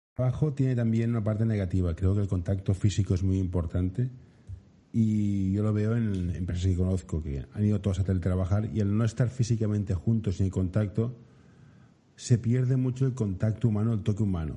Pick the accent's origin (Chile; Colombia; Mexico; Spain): Spain; Barcelona, Catalonia; yo soy de Barcelona